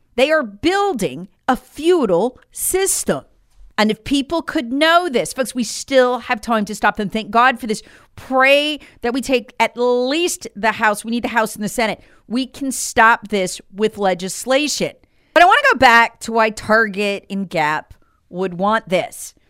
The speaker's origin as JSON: {"language": "English", "town": "Charlotte", "region": "North Carolina", "country": "United States", "tie": "born or raised there", "said": "my hometown of, of Charlotte"}